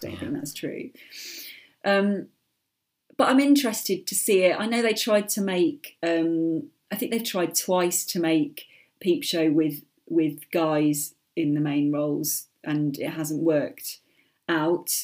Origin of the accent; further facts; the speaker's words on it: United Kingdom; being British